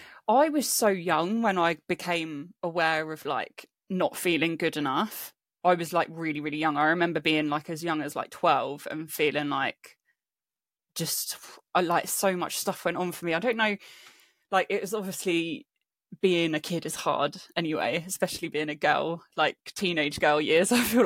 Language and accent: English; Spain; moved away as an adult; also born or lived in England; now in London, United Kingdom; And then when I was about 9-10 years old, my family moved to Spain. So I grew up in Spain until I was 18, moved back to England, went to uni